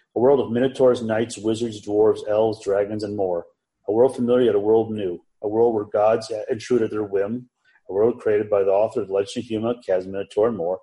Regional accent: Chicago, Illinois, United States; I was born raised in the Chicagoland area

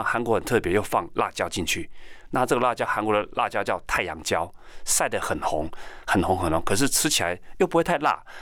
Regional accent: Taiwan; 我们台湾人穿得像熊一样

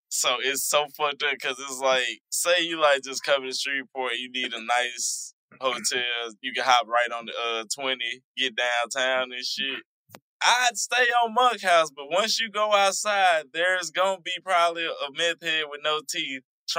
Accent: Dallas, Texas, United States; I'm from Dallas.

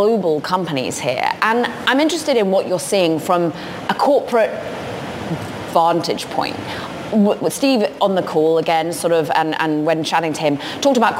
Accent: United Kingdom; I'm British

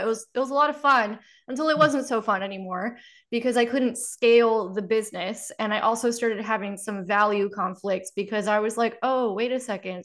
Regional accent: Miami, Florida, United States; I grew up in Miami where everybody's got a story like that.

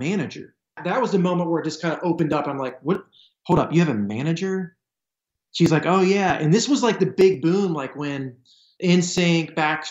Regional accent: Smyrna, Delaware, United States; I grew up on a potato farm. We were called grain farmers. So we did like corn, wheat, barley, soybeans. Super normal kid, super small town in Smyrna, Delaware.

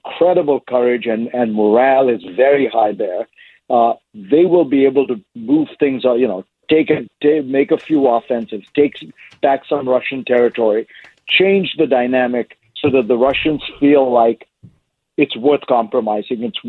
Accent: India; moved away; I grew up in India

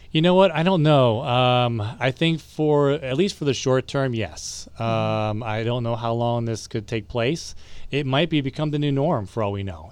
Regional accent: Ohio, United States; moved away; I come from Ohio, so we have a, some very good, uh, Indian cuisine up there as well

